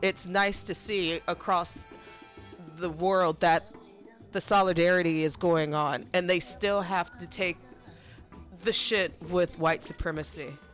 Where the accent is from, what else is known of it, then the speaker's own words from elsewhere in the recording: Midwest, United States; I'm a Midwesterner